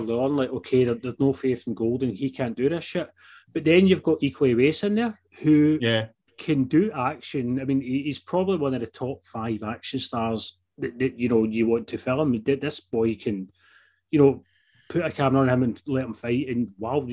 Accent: United Kingdom; we're not American

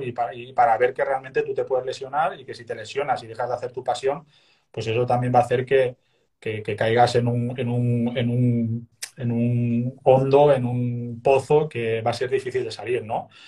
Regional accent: Castellón de la Plana, Valencian Community, Spain; moved away as an adult; also born or lived in Sant Just Desvern / Mataró area; now in near Mataró, Spain; yo siendo de Castellón, pues la vida que yo vivía, estudiaba, trabajaba

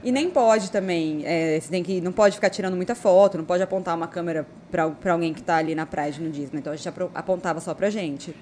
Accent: São Bernardo do Campo, São Paulo, Brazil; moved away as an adult; now in Cuiabá, Brazil; Eu sou de São Paulo

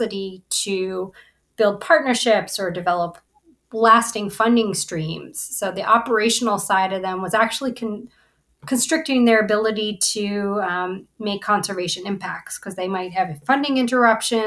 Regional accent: New England, United States; I am originally from New England

